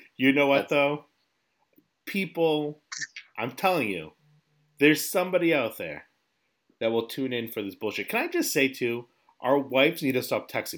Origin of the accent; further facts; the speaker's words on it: New England, United States; we're from New England. We live in the Northeast of America.